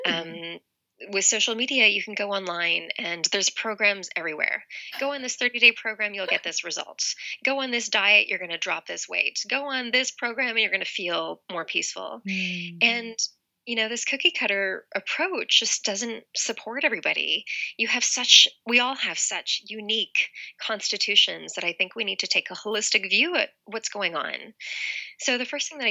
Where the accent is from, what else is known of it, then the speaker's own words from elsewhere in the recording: Toronto, Ontario, Canada; now in Los Angeles, United States; I'm from Toronto, Canada. Originally, I live in Los Angeles now